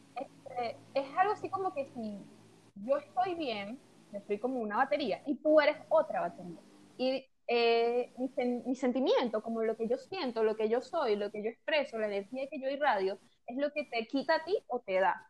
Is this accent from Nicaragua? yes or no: no; Venezuela; moved away as an adult; yo nunca había salido de Venezuela. Y, recién salí ahorita en enero